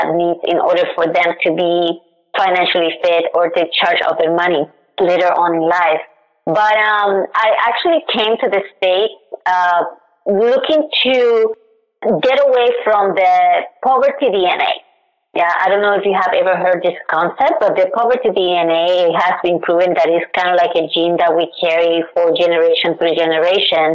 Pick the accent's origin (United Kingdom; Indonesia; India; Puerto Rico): Puerto Rico; now in United States; I am originally from Puerto Rico